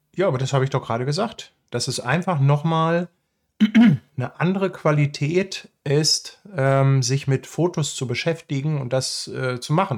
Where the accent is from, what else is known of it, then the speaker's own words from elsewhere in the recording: Hamburg, Germany; für mich als Hamburger